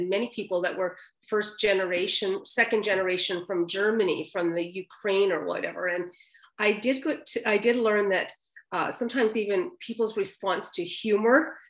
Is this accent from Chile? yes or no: no; the Maritimes, Canada; moved away as an adult; also born or lived in Alberta / Vancouver; I was straight from the Maritimes